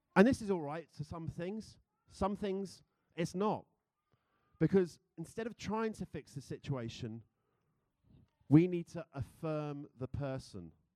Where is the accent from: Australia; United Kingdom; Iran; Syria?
United Kingdom; accent: British; now in United States; being a Brit in America